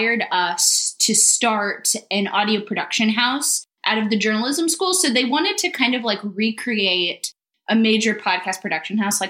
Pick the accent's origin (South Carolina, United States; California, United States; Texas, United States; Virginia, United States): Texas, United States; Austin; I'm actually from Austin. And so I, you know, just stuck around.